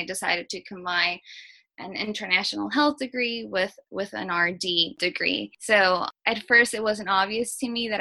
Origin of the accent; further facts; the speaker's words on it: New Orleans, Louisiana, United States; also born or lived in Guatemala; I was actually born and raised in New Orleans